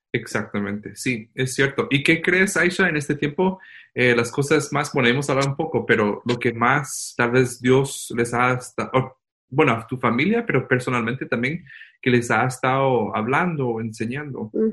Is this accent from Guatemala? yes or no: yes; Guatemala; aquí estamos extrañando nuestra casa, nuestra Guatemala